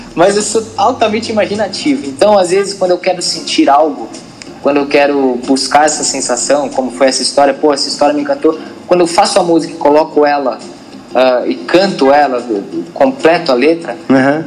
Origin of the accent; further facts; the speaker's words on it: Brazil; a gente é brasileiro